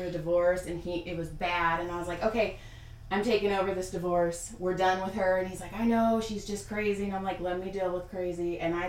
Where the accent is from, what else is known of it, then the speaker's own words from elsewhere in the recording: Madera, California, United States; moved away as an adult; also born or lived in Texas / San Diego; No, I grew up in Madera, Fresno.